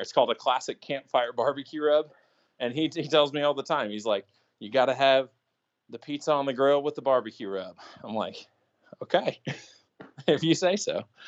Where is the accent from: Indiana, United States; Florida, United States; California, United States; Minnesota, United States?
Indiana, United States; moved away; also born or lived in Pennsylvania; where I grew up in Indiana